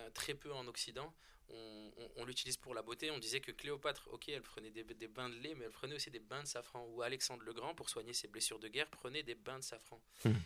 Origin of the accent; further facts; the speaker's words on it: France; On est français, on est né en France